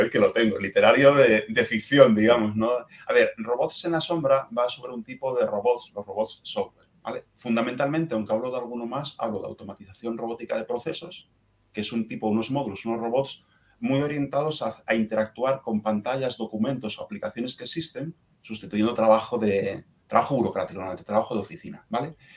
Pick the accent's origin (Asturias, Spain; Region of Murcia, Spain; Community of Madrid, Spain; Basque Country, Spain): Asturias, Spain; moved away; mi tierra natal en Asturias